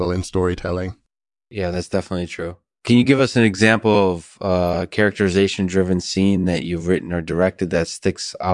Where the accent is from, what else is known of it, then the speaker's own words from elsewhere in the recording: Delaware, United States; I grew up in Delaware